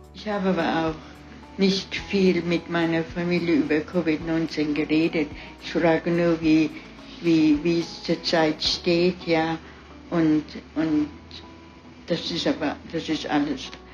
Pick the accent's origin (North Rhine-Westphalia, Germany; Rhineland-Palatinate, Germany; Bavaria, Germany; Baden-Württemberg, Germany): Rhineland-Palatinate, Germany; Weilerbach; moved away as an adult; now in Alpharetta, United States; Ich bin geboren in Weiderbach bei Kaiserslautern.